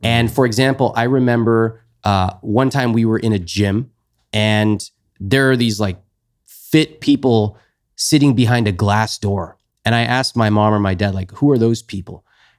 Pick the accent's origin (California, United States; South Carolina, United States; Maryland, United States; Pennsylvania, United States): California, United States; They both came to the US. And I grew up basically in California.